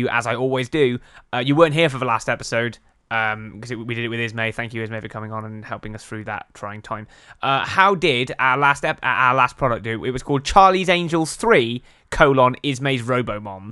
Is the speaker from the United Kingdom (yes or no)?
yes; England, United Kingdom; We're English